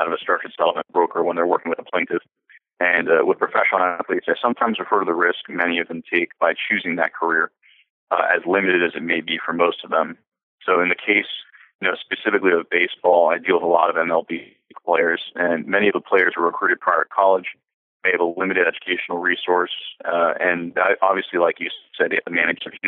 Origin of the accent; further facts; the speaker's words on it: Broward County, Florida, United States; now in Naples, United States; where I grew up in Broward County in Florida